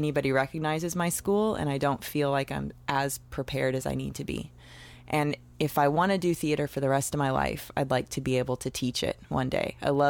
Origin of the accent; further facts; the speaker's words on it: Seattle, Washington, United States; moved away as an adult; now in Los Angeles, United States; Yes, I'm from Seattle, Washington. I'm a Northwest girl. I grew up, you know, in the suburbs, just great little upbringing, real sweet one.